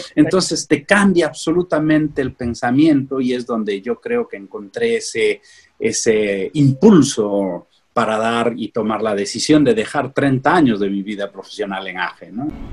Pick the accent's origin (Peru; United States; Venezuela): Peru; San Miguel, Ayacucho; yo crecí en el campo, soy de San Miguel Amar Ayacucho